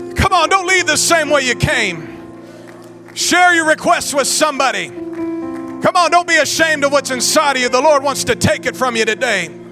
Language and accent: English; United States; we're American